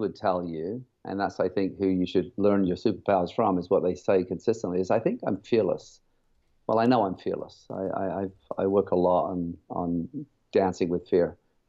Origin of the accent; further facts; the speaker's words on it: England, United Kingdom; also born or lived in Germany / Cyprus; now in Canada; I grew up in, Germany, Cyprus, and England.